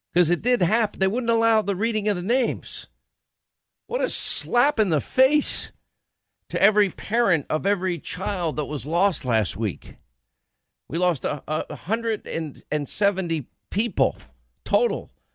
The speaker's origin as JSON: {"language": "English", "region": "New York", "country": "United States", "tie": "born or raised there", "said": "where I grew up in New York"}